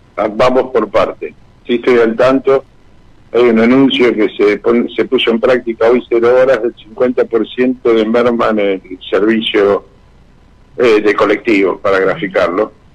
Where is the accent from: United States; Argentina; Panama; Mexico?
Argentina; nos deben tratar como argentinos